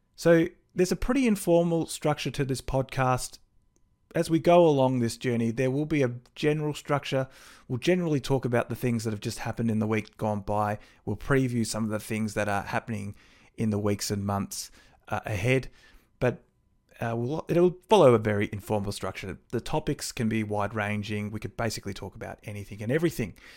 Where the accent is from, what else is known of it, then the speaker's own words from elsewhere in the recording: Melbourne, Victoria, Australia; now in Bendigo, Australia; I actually grew up in Brighton in the Bayside suburbs of Melbourne